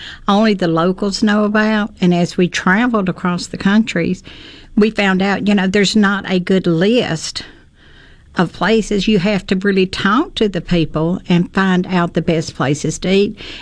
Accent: Alabama, United States; I'm from Alabama

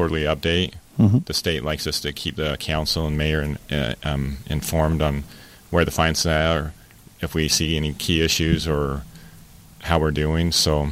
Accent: Logan, Utah, United States; now in St. George, United States; I grew up in the Logan area

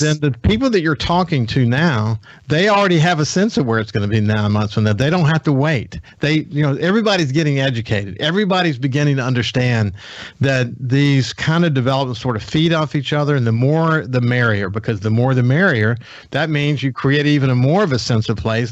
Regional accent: Gulfport, Mississippi, United States; We grew up in Bellevue together in Gulfport.

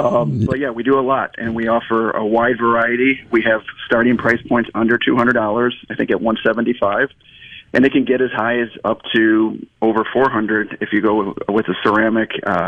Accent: Chicago, Illinois, United States; moved away; I'm from Chicago originally.

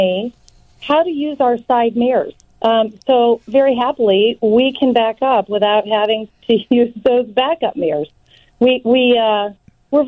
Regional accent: Chicago, Illinois, United States; I'm a Chicagoan

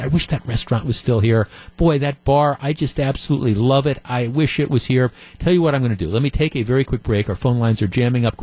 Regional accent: North Shore, Wisconsin, United States; when I was growing up, Hartford was, I mean, it might have been, you know, it might as well have been Minnesota if you were growing up on the North Shore

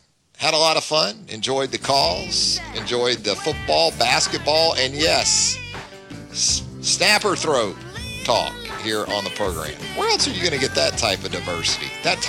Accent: Atlantic coast, United States; moved away as an adult; now in Alabama, United States; I grew up on the Atlantic coast, so a little different deal over there than, say, the Gulf Coast.

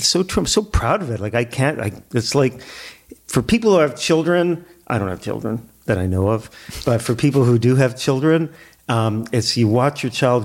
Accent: Toronto, Ontario, Canada; I grew up in the Dufferin and Glencairn area of Toronto.

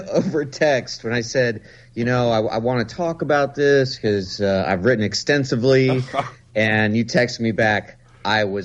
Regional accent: Nebraska, United States; as a little boy growing up in Nebraska

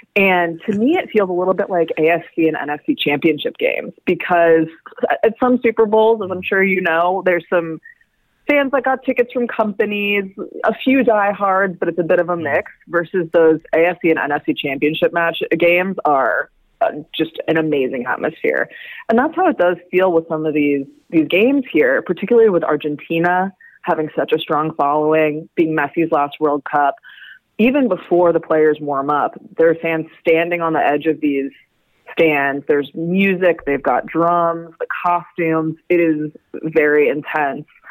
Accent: United States; an American myself

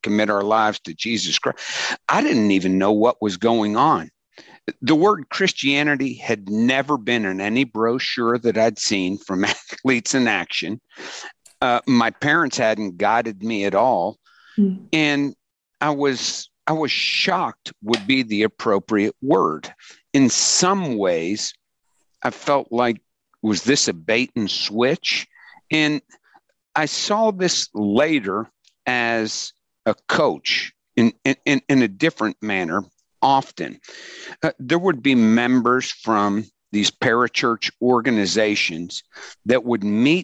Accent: Pittsburgh, Pennsylvania, United States; I grew up in Pittsburgh

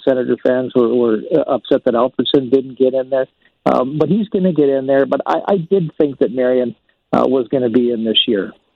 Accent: St. Albert, Alberta, Canada; my hometown of St. Albert, Alberta

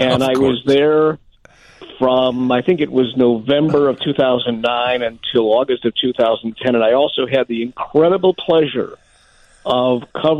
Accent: Chicago, Illinois, United States; I grew up here in Chicago

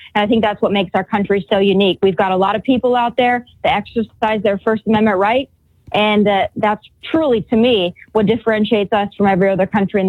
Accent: South Dakota, United States; I grew up in South Dakota. I grew up in a conservative state, but a very small rural state where agriculture was really our primary source of income

